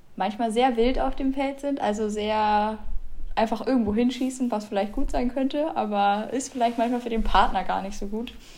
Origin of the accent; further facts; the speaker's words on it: Bremen, Germany; bei uns in Bremen